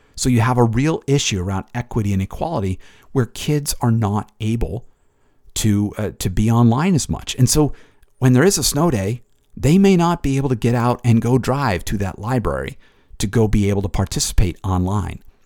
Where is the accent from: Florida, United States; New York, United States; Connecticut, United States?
Connecticut, United States; I grew up in Connecticut